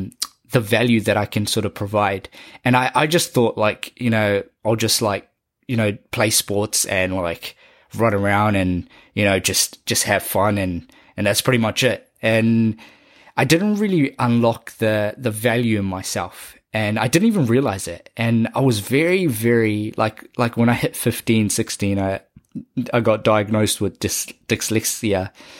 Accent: Auckland, New Zealand; me growing up in South Auckland, how it sort of narrated an idea and a concept in my brain

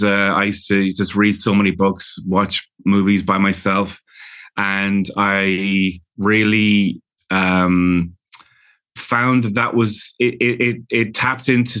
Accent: London, United Kingdom; also born or lived in Ireland; now in Los Angeles, United States; I was born in London to Irish parents, and we would spend our summers during the year, I would live in London in a big, you know, bustling city in a Victorian house

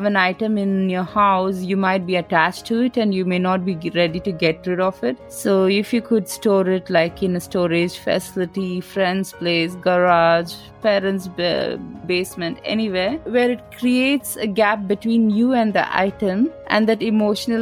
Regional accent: India; I'm Indian, so we are very colorful and we use all the colors

